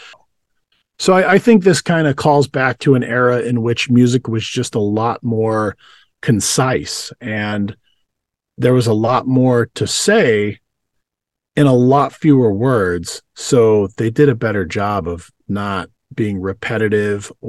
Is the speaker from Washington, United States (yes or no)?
no; West Texas, United States; I grew up in West Texas